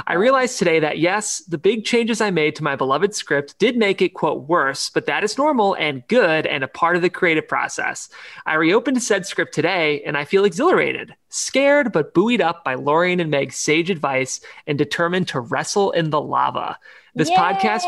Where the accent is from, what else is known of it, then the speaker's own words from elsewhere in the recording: Ohio, United States; we're both from Ohio.